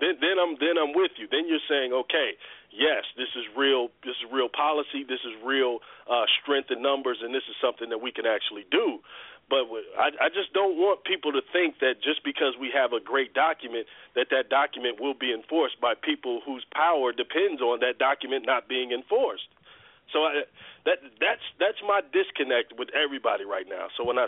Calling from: Atlanta, Georgia, United States; I'm in Atlanta.

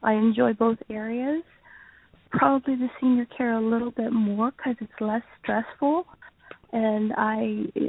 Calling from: Florida, United States; …, and that would be Central Florida.

